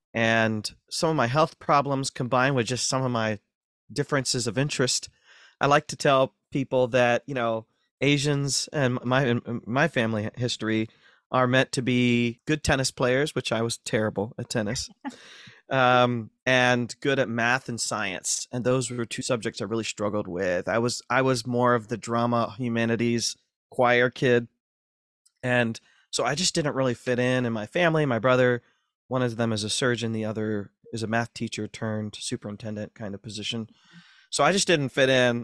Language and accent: English; Ashland, Ohio, United States; moved away; Born and raised in Ashland, Ohio, North Central Ohio